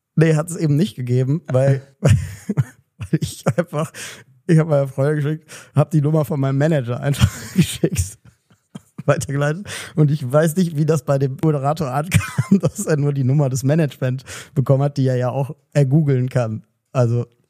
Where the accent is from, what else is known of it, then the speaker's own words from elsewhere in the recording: Cologne, North Rhine-Westphalia, Germany; ich komme ja da aus dem Kölner Westen, aus der Ecke